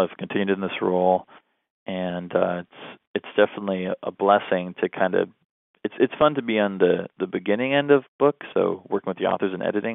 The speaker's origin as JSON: {"language": "English", "region": "southwestern Ontario", "country": "Canada", "tie": "born or raised there", "also_born_or_lived": "Southern United States", "moved": "as an adult", "lives_now": "northern United States", "said": "I was raised Roman Catholic um, in southwestern Ontario, Canada. So I'm Canadian"}